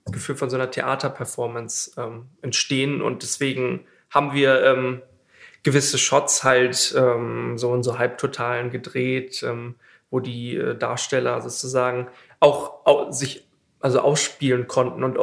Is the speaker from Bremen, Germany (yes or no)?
yes; Bremen, Germany; ich komme äh, ursprünglich aus Bremen und ähm, Bremen hat auch so eine Mini-Filminfrastruktur